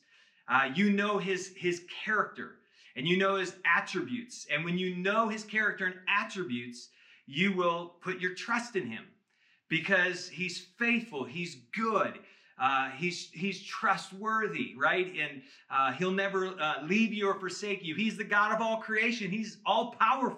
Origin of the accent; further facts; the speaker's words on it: Michigan, United States; I grew up in Michigan